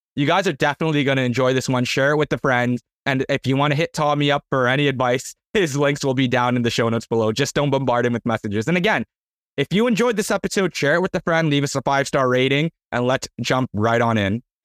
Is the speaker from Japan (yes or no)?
no; Canada; I'm from Canada